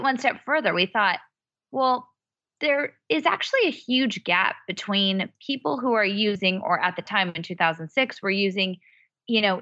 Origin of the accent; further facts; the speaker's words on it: Bay Area, California, United States; moved away as an adult; I'm from the Bay Area